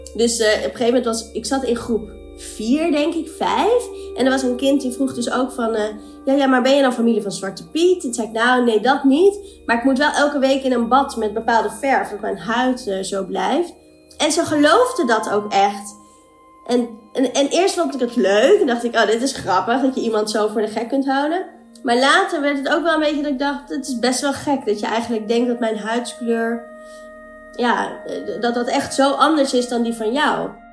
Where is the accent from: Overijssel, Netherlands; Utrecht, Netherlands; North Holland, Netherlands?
North Holland, Netherlands; Amstelveen; also born or lived in Colombo, Sri Lanka; now in Amsterdam, Netherlands; ik ben geboren in Sri Lanka, Colombo. En ehm, ik ben geadopteerd, dus ik ben opgegroeid in Amstelveen in Nederland.